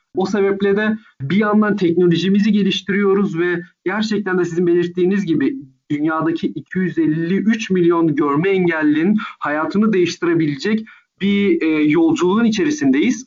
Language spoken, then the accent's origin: Turkish; Istanbul, Turkey; also born or lived in Ankara / United States; Ankara'da doğdum ve sonrasında İstanbul'da Körler Okulu'nda ilkokulla başladım